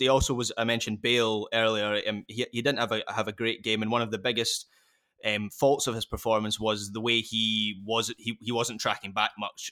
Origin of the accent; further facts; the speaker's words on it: Scotland, United Kingdom; as a Scot